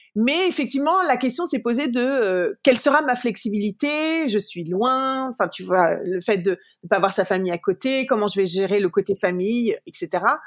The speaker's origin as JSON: {"language": "French", "town": "Paris", "region": "Île-de-France", "country": "France", "tie": "born or raised there", "moved": "as an adult", "lives_now": "United States", "said": "je suis née, j'ai grandi à Paris"}